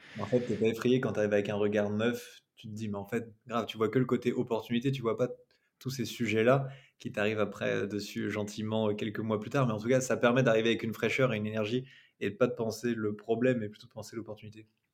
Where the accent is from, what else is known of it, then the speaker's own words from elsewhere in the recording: Rennes, Brittany, France; je suis rennais, mais nos bureaux sont, sont à Nantes.